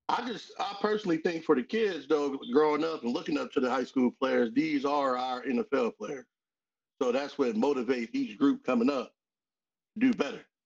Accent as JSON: {"language": "English", "town": "Aliquippa", "region": "Pennsylvania", "country": "United States", "said": "I'm from Quip"}